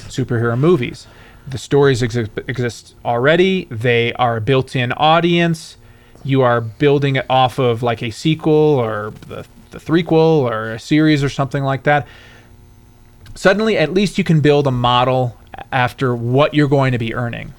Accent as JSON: {"language": "English", "region": "Michigan", "country": "United States", "said": "I'm from Michigan"}